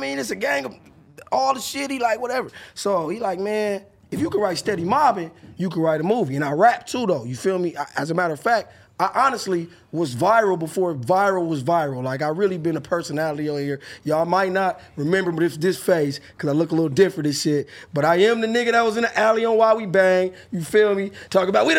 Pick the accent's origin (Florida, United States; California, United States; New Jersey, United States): California, United States; Los Angeles; I'm from Vernon